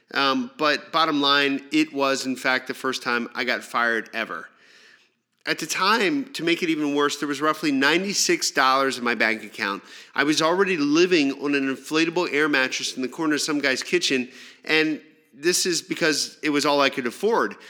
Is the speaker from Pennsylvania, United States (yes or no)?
yes; Pennsylvania, United States; moved away as an adult; also born or lived in New York City / Los Angeles; back in my hometown, I took a job selling mobile phones in a local mall. My plan was to save up some money, get out of Pennsylvania